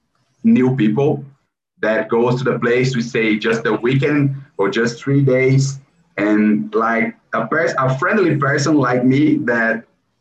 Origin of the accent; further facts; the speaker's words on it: São Paulo, Brazil; English is a second language; we are from Brazil